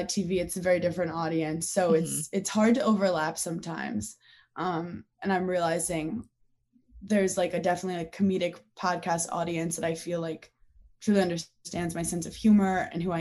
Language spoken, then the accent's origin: English; New York City, New York, United States; I'm from Brooklyn, New York